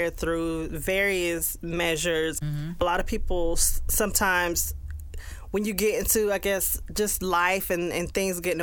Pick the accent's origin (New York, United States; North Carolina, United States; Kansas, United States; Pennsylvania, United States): North Carolina, United States; near Fort Bragg; Fort Bragg, North Carolina, that's nearby my hometown